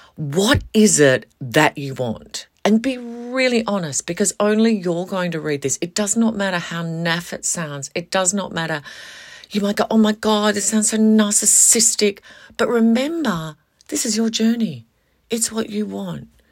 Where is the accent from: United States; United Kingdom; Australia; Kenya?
Australia; Western Australia; moved away as an adult; I moved away from Western Australia. And then I moved back.